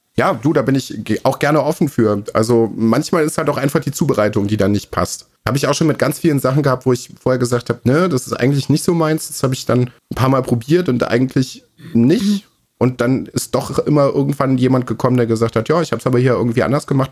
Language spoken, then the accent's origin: German; Rhineland, Germany; moved away; bei uns im Rheinland